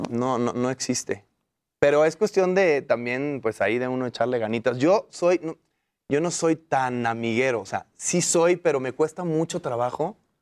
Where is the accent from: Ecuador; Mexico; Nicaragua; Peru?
Mexico; todos somos mexicanos de ahí